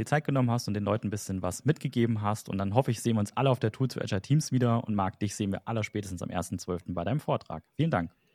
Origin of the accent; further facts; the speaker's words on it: Germany; wir Deutschen